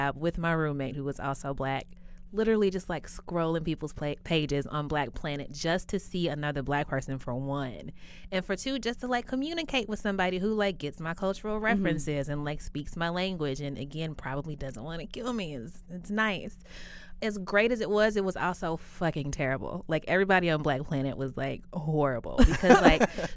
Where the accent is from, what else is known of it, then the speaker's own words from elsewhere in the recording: Kentucky, United States; also born or lived in Lexington, Kentucky; I grew up in Kentucky.